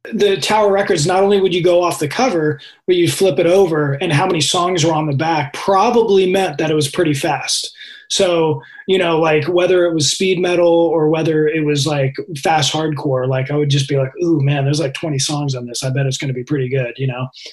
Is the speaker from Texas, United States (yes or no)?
no; Redwood City, California, United States; Redwood City.